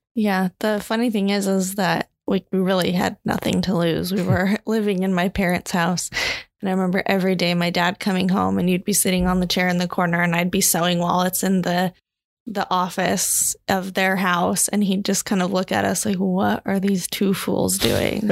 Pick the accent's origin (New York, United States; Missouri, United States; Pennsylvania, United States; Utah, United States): Utah, United States; Provo; also born or lived in Hawaii; Born and raised in Provo, Utah